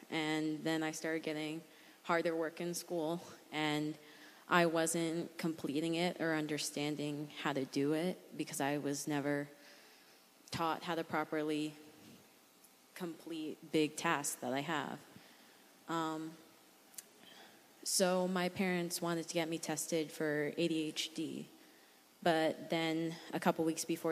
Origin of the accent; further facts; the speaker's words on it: New Hampshire, United States; I'm from New Hampshire